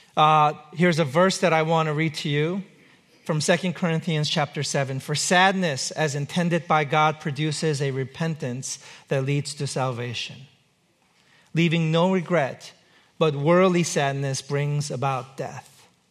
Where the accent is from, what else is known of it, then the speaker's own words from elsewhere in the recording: United States; I'm an American, I live here.